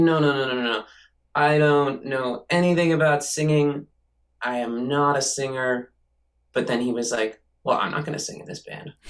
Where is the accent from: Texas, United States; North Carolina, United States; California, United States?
California, United States; Santa Cruz; also born or lived in New York; now in Los Angeles, United States; my youth growing up in Santa Cruz